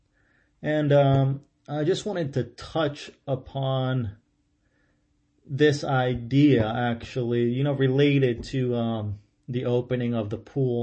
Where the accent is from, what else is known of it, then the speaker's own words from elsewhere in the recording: central Ohio, United States; moved away; I grew up in Ohio, in central Ohio, and it rained a lot there